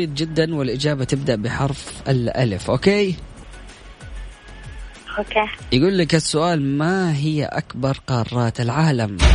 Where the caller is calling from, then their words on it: Riyadh, Riyadh Province, Saudi Arabia; أنا … من الرياض